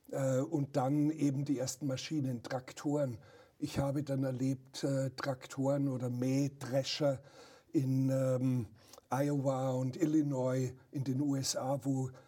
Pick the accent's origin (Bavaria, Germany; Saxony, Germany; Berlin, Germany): Bavaria, Germany; Die Bauern auf dem Dorf, wo ich aufgewachsen bin in Oberbayern, die haben noch mit der Sense das äh, Gras gemäht